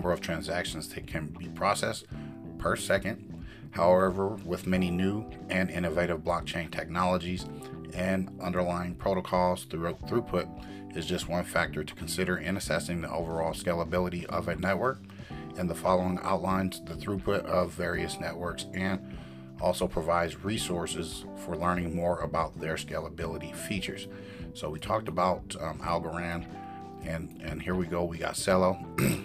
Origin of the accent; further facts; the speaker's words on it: United States; for me being American